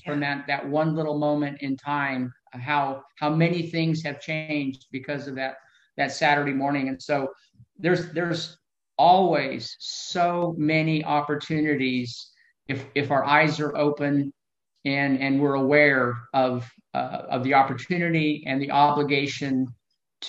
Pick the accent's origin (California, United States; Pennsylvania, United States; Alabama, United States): Alabama, United States; Huntsville; I was born in Huntsville, Alabama in 1954